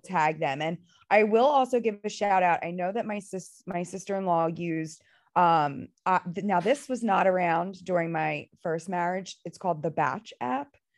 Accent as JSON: {"language": "English", "town": "Philadelphia", "region": "Pennsylvania", "country": "United States", "said": "I'm from Philadelphia"}